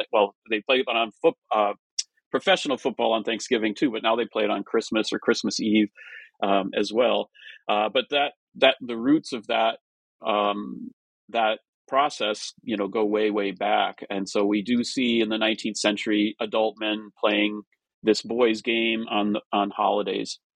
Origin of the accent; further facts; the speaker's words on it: Minnesota and Wisconsin, Midwest, United States; I grew up in the Midwest in Minnesota and Wisconsin.